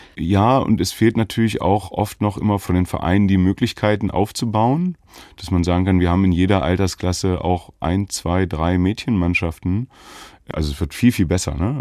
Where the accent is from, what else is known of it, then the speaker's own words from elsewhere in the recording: Göttingen, Lower Saxony, Germany; moved away; also born or lived in Jena / Leipzig; ich bin ja in Göttingen geboren und ähm, Göttingen ist eine Basketballstadt, Universitätsstadt. Da ist Fußball gar nicht groß